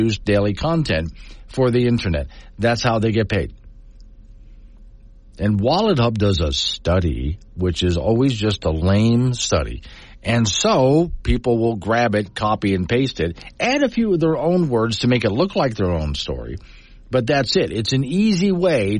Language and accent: English; Sanibel, Florida, United States; my hometown of Sanibel